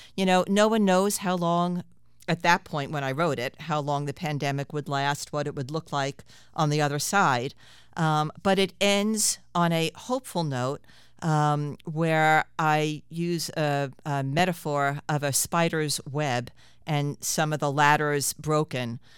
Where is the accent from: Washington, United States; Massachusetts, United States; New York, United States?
New York, United States; New York City; I grew up in Queens